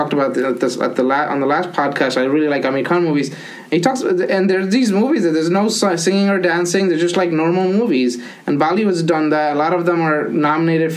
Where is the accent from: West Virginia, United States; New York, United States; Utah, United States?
New York, United States; New York City; I grew up in Brooklyn